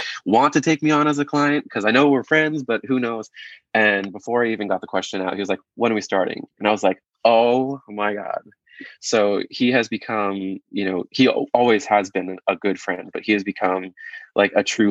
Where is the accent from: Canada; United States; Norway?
United States; Rochester, New York; moved away; I'm from growing up in Rochester, New York